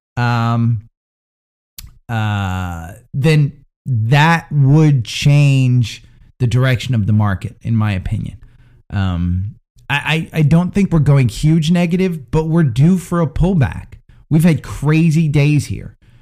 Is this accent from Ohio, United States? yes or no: no; Princeton, New Jersey, United States; moved away; My hometown's actually Princeton, and that's where I've been